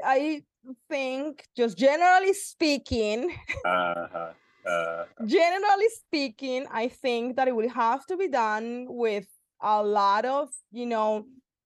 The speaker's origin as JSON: {"language": "English", "town": "Cartagena", "region": "Bolívar", "country": "Colombia", "tie": "born or raised there", "said": "I was born in Cartagena, Colombia"}